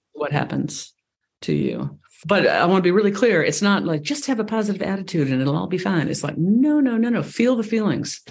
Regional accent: East Coast, United States; now in Ojai Valley, California, United States; I grew up on the East Coast

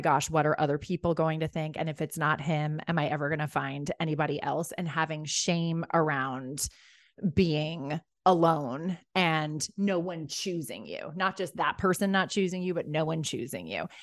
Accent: Rye, New York, United States; also born or lived in Ireland; I grew up in Rye, New York.

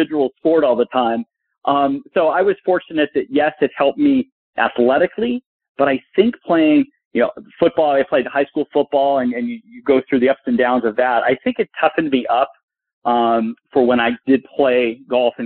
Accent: Burbank, California, United States; I grew up in Burbank, California, and played all these other sports

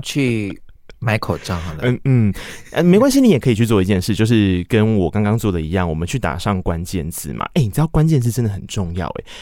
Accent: Tainan, Taiwan; 我是台南人，然后我高中是台南一中

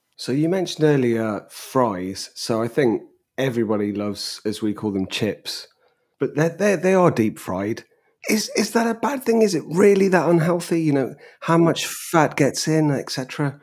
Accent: England, United Kingdom; as an Englishman

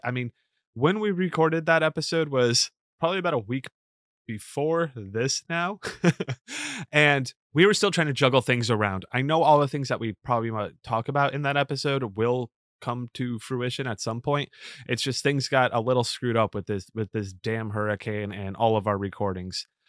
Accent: Florida, United States; now in New York, United States; I grew up in Florida

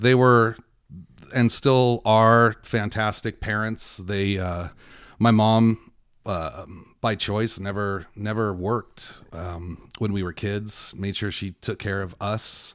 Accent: Victorville, California, United States; also born or lived in Encino, California; my formative years were spent in Victorville. I was born in Encino, California

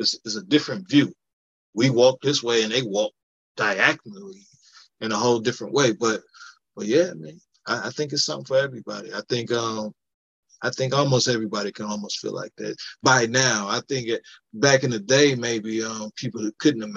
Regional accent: Cleveland, Ohio, United States; moved away as an adult; I'm just from Cleveland, so I got to represent for the hometown

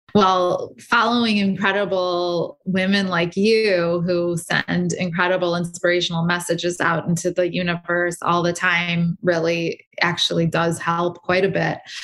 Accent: United States; I'm American

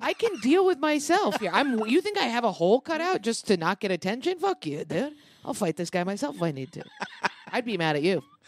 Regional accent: Lansing, New York, United States; also born or lived in Ithaca; I grew up outside of Ithaca, Lansing

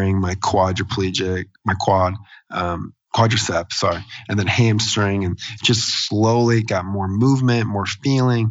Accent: Des Moines, Iowa, United States; my hometown in Des Moines, Iowa

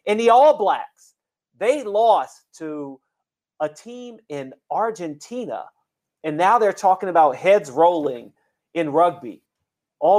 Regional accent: Washington, United States; I'm from Washington

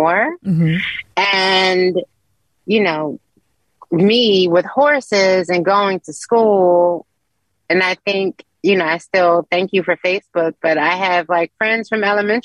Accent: Philadelphia, Pennsylvania, United States; I'm from West Mount Airy

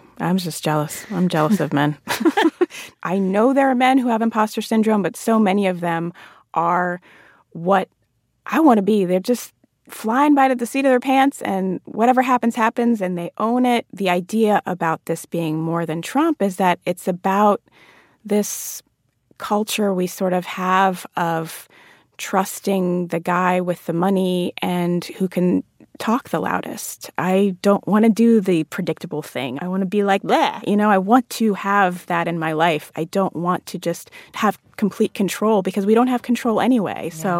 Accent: Jamaica; now in United States; come to this country from a majority Black country like mm-hmm. Jamaica, and you think of yourself as Jamaican because culturally you are Jamaican.

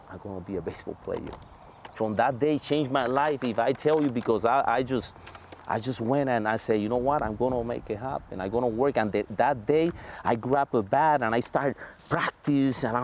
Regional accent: Puerto Rico; strong yes Puerto Rico

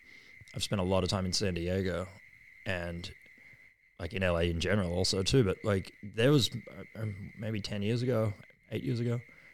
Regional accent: Australia; We're Australian, we'll cuss.

